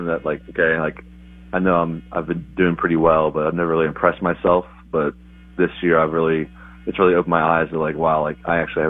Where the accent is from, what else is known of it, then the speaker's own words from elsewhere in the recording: West Virginia, United States; I was from West Virginia, middle of nowhere, to Elizabethton, Tennessee, playing professionally for the first time for the Twins.